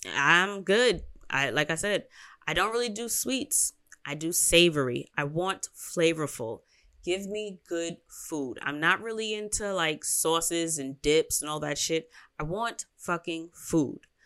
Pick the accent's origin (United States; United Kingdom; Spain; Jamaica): United States; I'm American